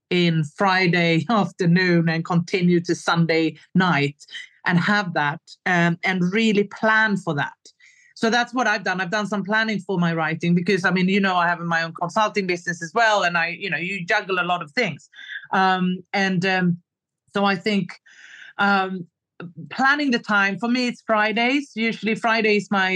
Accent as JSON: {"language": "English", "town": "Stockholm", "region": "Stockholm County", "country": "Sweden", "moved": "as an adult", "lives_now": "Stockholm, Sweden", "said": "a big move back to my home country, to Stockholm, Sweden"}